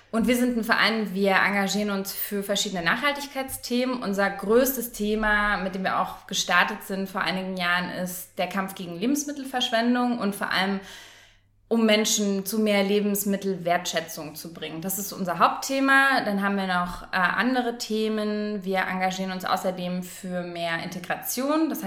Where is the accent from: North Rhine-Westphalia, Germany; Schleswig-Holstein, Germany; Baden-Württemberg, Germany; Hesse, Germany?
Hesse, Germany; Frankfurt; ich komme auch aus Frankfurt.